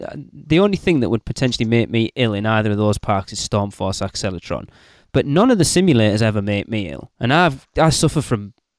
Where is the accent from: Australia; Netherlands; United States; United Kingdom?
United Kingdom; England; I'm English.